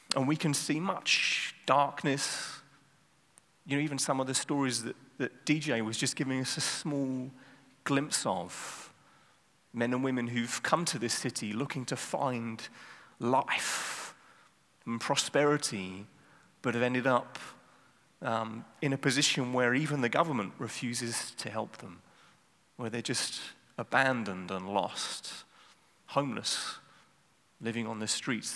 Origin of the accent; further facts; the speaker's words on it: South of England, United Kingdom; now in Amsterdam, Netherlands; I grew up in the south of England